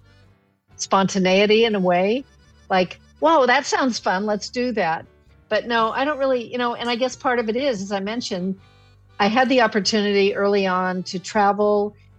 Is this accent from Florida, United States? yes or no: no; California, United States; I grew up in California, going to Yosemite all the time